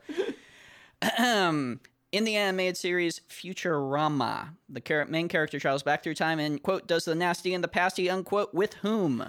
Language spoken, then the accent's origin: English; United States; I'm American